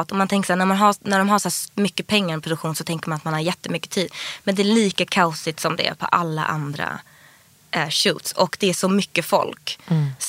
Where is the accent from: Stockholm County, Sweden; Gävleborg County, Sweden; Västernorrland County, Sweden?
Stockholm County, Sweden; Stockholm; Min pappa bodde i Skärholmen och mamma i Vasastan. Ja. Men jag gick i plugget i Vasastan.